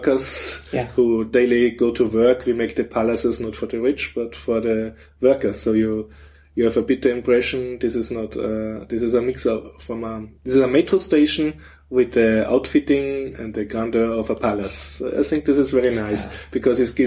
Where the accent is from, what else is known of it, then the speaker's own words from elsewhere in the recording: Vienna, Austria; I'm from Vienna